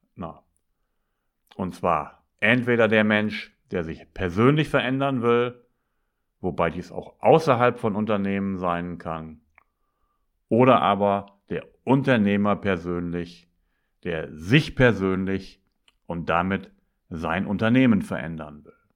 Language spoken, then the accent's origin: German; Northern Germany, Germany; also born or lived in Bremen; als Norddeutscher bin ich das gewohnt